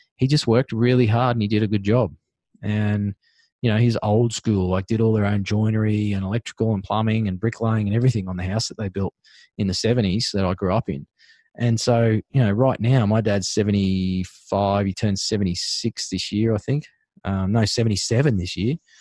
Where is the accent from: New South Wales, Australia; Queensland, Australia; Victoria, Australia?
Queensland, Australia; Sunshine Coast; now in Darling Downs, Australia; where I used to live and, and where I grew up was on the Sunshine Coast in Queensland.